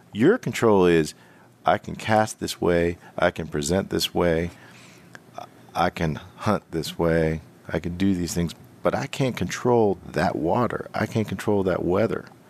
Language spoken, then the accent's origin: English; Western Pennsylvania, United States; I'm from Western P